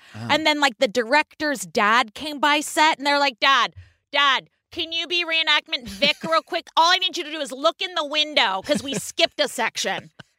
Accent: California, United States; moved away; we're in my home state where every town has a farmer's market and you can't afford to live where you grew up.

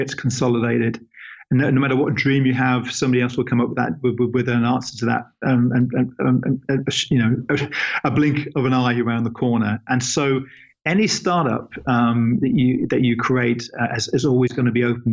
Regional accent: England, United Kingdom; He's an English guy, just like myself

